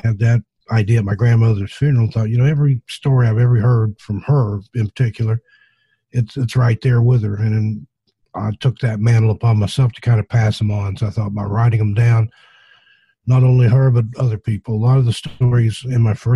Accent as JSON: {"language": "English", "area": "the South", "region": "in the Appalachians", "country": "United States", "tie": "born or raised there", "said": "I grew up in the South, in the Appalachians"}